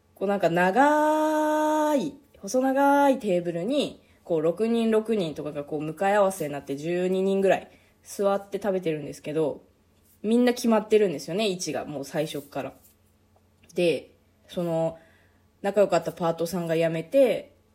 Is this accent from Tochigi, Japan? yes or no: no; eastern Hokkaido, Japan; now in Sapporo, Japan; うちの実家は北海道の道東の方